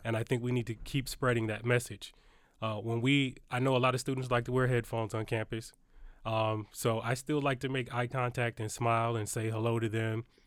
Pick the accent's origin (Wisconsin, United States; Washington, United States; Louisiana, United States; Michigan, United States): Michigan, United States; Detroit; I grew up in Detroit, Michigan.